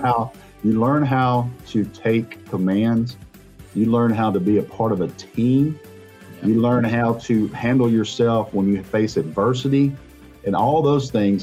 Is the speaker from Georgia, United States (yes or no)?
yes; Rome, Georgia, United States; I'm from Rome